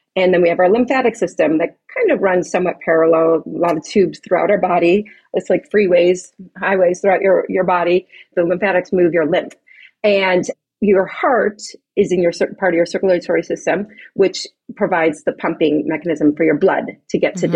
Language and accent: English; Chicago, Illinois, United States; moved away as an adult; now in Pasadena, United States; I'm, I'm not native to California, I'm from Chicago